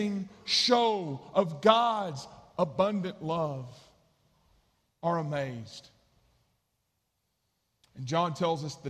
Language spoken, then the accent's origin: English; East Texas, United States; the church I grew up in East Texas